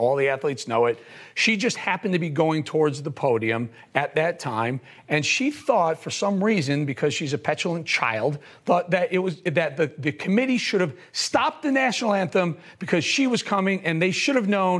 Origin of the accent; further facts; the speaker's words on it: South Carolina, United States; former governor of my home state, South Carolina, Nikki Haley.